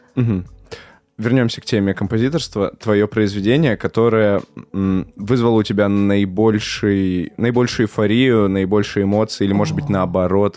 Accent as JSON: {"language": "Russian", "town": "Perm", "region": "Perm Krai", "country": "Russia", "said": "я сам из Перми"}